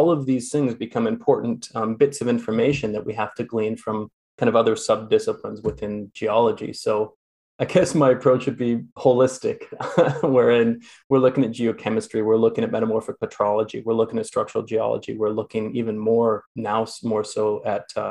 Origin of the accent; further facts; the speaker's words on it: near the Coast Mountains, British Columbia, Canada; now in Kelowna, Canada; I grew up near the Coast Mountains